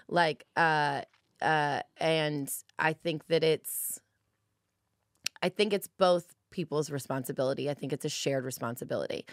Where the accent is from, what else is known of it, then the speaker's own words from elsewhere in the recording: Los Angeles, California, United States; I'm from California, I'm from L